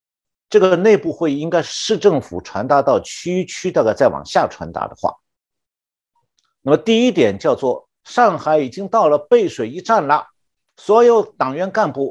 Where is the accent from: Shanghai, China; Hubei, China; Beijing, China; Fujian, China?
Shanghai, China; 我就是上海出生长大的，所以也算是上海人